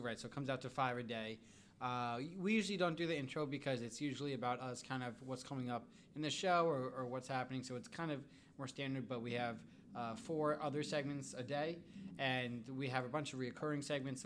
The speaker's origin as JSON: {"language": "English", "region": "New York", "country": "United States", "tie": "born or raised there", "also_born_or_lived": "Connecticut", "moved": "as an adult", "lives_now": "Wichita, United States", "said": "I grew up in New York, kind of a long ways from here"}